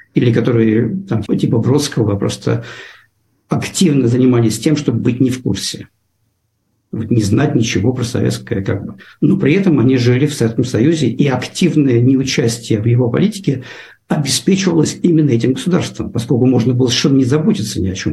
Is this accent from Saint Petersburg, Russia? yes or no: yes; Saint Petersburg, Russia; moved away as an adult; also born or lived in North Carolina, United States / New York, United States; now in California, United States; Питер, Москву, но в основном я, я, я из Питера